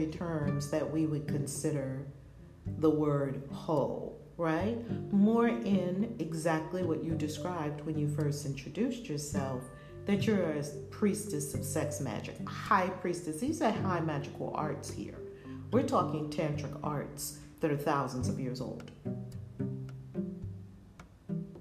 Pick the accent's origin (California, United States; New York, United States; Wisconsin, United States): New York, United States; New York City; We grew up in Harlem, and our mothers were a little crazy too